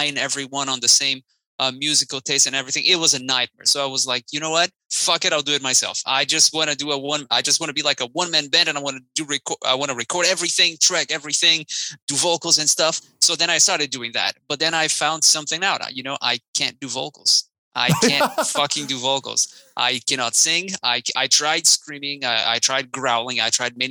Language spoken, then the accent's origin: English; Brazil; moved away; I'm actually from Brazil, and back in Brazil, I had a new metal band